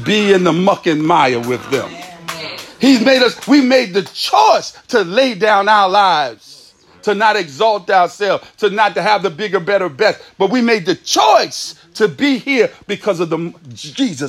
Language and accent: English; Virginia, United States; I'm from Virginia